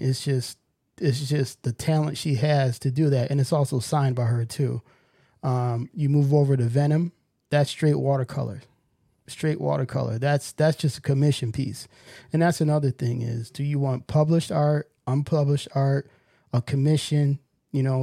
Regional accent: New York, United States; growing up in New York

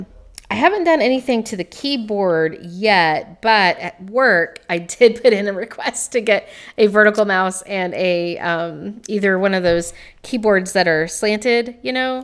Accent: Greene County, Tennessee, United States; I grew up in Greene County, Tennessee

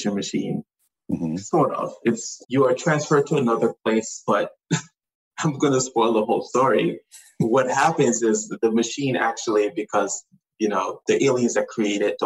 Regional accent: U.S. Virgin Islands; So I grew up in the Virgin Islands. I grew up on St. Thomas.

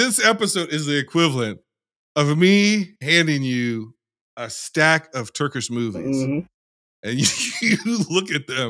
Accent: United States; We're American.

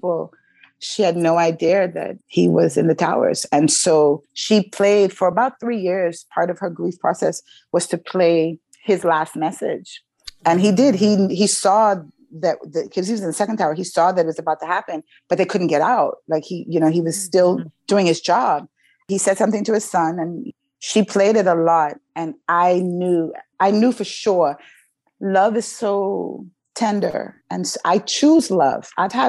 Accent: New York, United States; I had some friends that were in 9/11, because I grew up in New York.

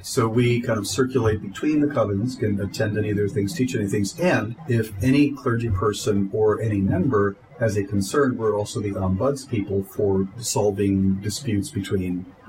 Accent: Delaware, United States; I'm from I'm from Delaware. I've been in Delaware since I was 13 years old

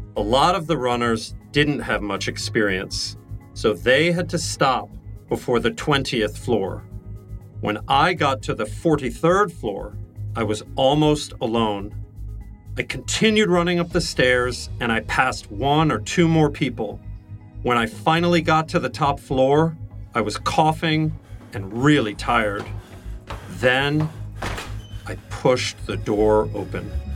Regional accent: Missouri, United States; moved away; also born or lived in New York City; I grew up in Missouri

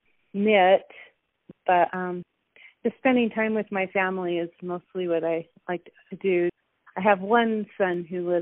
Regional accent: Ogden, Utah, United States; I was born in Ogden, Utah, and I was raised in Utah, just along the Wasatch Front is where I grew up

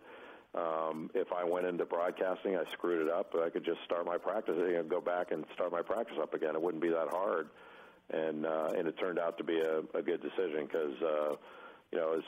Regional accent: Rolling Hills, California, United States; I grew up in Rolling Hills

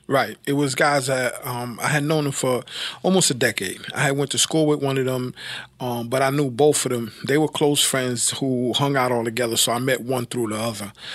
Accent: New York City, New York, United States; I was, uh, born and raised in Brooklyn, lived, um, most of my earlier life in, uh, Brownsville and Bedford Stuyvesant areas of, uh, Brooklyn.

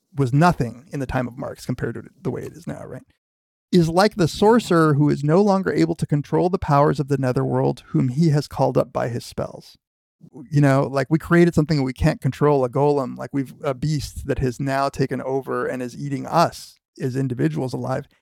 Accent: United States; as a kid growing up in America

